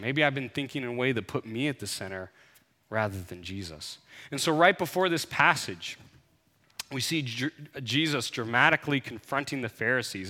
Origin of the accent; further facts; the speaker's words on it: United States; growing up in the United States